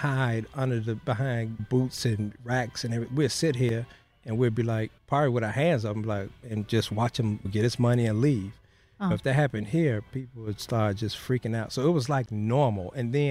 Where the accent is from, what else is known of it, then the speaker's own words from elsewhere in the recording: Chicago, Illinois, United States; moved away as an adult; now in Boerne, United States; We grew up on the south side of Chicago